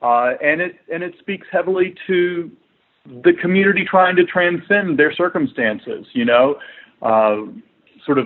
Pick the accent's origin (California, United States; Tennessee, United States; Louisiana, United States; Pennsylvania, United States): Tennessee, United States; Chattanooga; we're originally from Chattanooga, Tennessee, in the Southeast